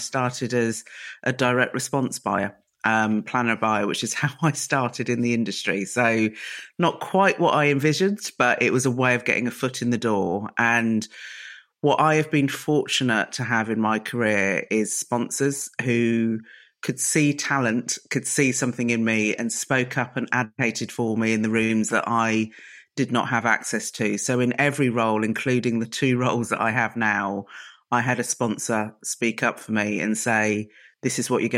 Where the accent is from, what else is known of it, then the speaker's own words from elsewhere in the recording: Reading, South East England, United Kingdom; So I grew up in Reading, which is known as Mini Barbados. And my mum and dad are typical first generation sort of immigrants to the UK